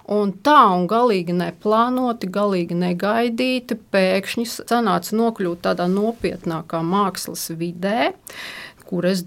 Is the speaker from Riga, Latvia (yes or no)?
yes; Riga, Latvia; Nu, īsumā bija tā, man bērnība pagāja Rīgā.